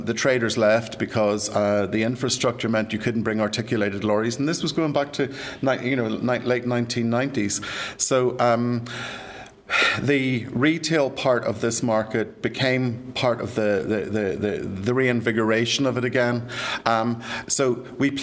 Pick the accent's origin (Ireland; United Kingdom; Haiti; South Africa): Ireland; moved away as an adult; I'm sure you can tell by my accent, I'm from these shores, and I left 30 years ago